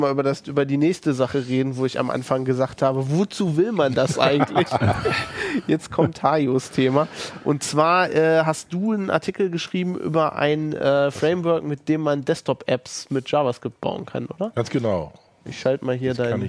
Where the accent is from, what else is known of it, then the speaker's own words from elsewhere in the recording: Germany; accent: German; Ich habe natürlich ein bisschen deutschen Akzent